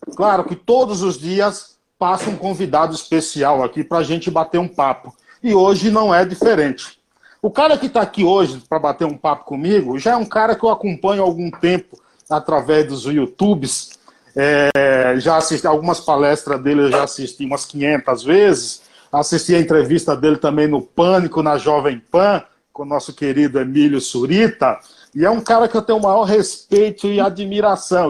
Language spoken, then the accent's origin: Portuguese; Paiaiá, Bahia, Brazil; accent: baiano; Paiaiá é um povoado na Bahia, tem 600 moradores, foi onde eu nasci, me criei